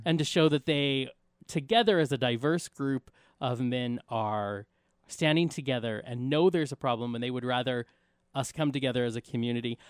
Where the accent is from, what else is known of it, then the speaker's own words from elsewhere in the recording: United States; as Americans